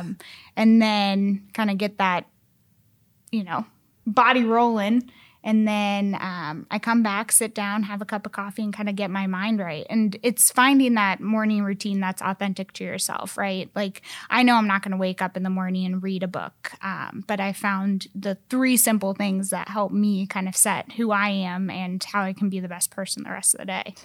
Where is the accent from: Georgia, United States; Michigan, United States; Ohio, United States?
Ohio, United States; Columbus; moved away as an adult; now in Indianapolis, United States; I'm originally from Columbus, Ohio